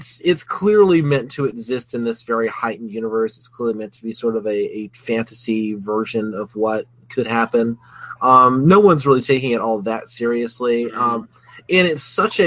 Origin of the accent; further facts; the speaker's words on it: Alabama, United States; I'm from Alabama